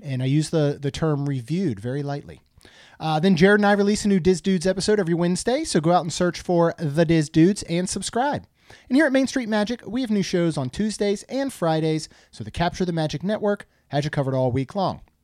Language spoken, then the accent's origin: English; Maryland, United States; I grew up in Maryland